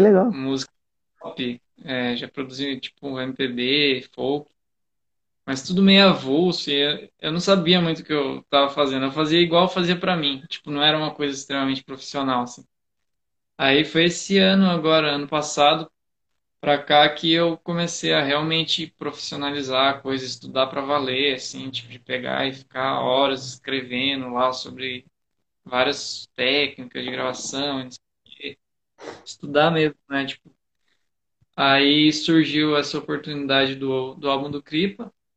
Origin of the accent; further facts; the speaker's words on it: Mogi das Cruzes, São Paulo, Brazil; lá em Mogi das Cruzes, que eu nasci em Mogi